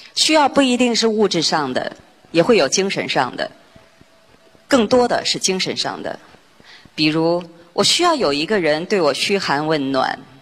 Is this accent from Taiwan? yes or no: no; China; 在我们中国人的观念里边，这是模范夫妻